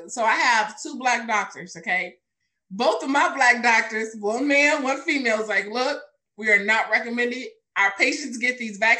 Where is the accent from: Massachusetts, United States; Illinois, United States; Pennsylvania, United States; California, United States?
Illinois, United States; Chicago; Born in the South Subs, moved to the city because for him, and yeah, this is where I'm at.